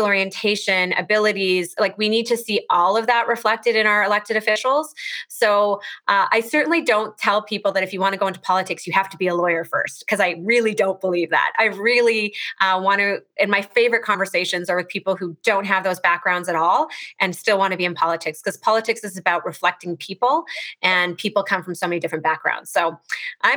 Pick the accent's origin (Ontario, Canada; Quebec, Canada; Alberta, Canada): Alberta, Canada; Edmonton; also born or lived in Toronto; I grew up here in Edmonton